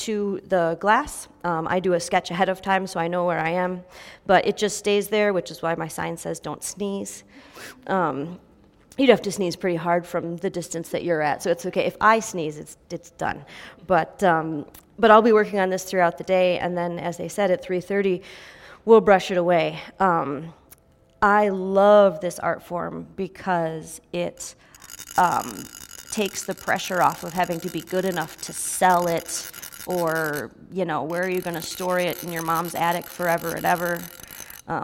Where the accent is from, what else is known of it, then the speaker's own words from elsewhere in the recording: United States; as an American Christian pastor and a white person